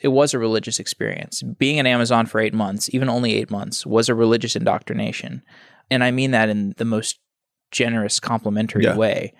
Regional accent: Austin, Texas, United States; Austin, Texas.

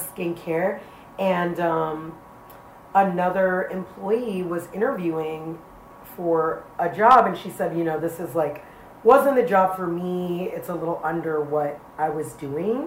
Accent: New York City, New York, United States; I grew up in the South Bronx in an area called Soundview

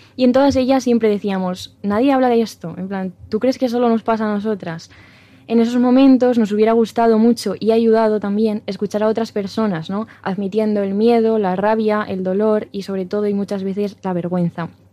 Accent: La Rioja, Spain; somos riojanos, mm. no de, pueblo no, porque yo soy pueblerina 100%

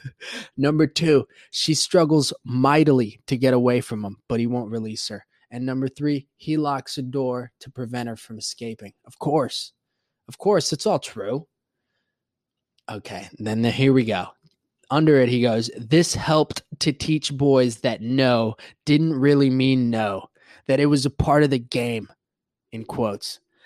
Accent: Puerto Rico; moved away; also born or lived in Florida; growing up Hispanic and growing up in Puerto Rico, when I moved to Florida

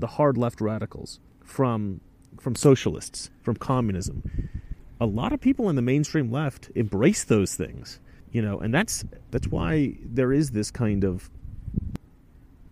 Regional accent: Oregon, United States; I grew up in Oregon

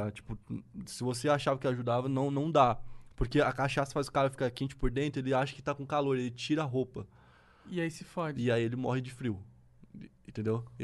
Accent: Santa Catarina, Brazil; eu sou de Santa Catarina

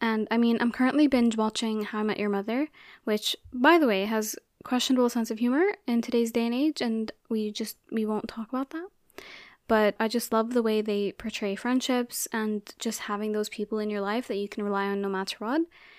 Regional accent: Abu Dhabi, United Arab Emirates; So I grew up in Abu Dhabi and I went to an international school.

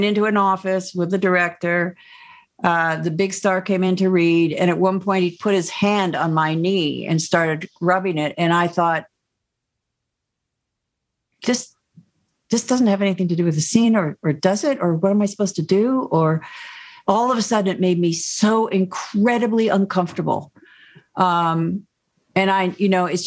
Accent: Connecticut, United States; I'm from Connecticut

